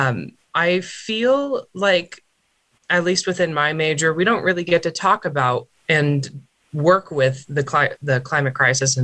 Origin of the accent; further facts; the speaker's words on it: Colorado Springs, Colorado, United States; I am from Colorado Springs, Colorado.